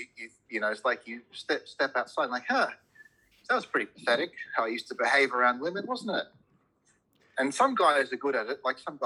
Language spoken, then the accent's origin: English; Cincinnati, Ohio, United States; also born or lived in Lebanon; now in Australia; I was born in Lebanon, but we moved to America actually not long after I was born. And so I grew up in the Midwest in Cincinnati.